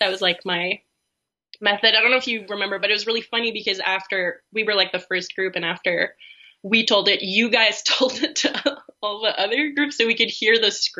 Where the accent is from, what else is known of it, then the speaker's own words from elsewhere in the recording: East Coast, United States; now in Canada; I never even knew, like, this place existed. I'm from the East Coast. It's very exotic to me.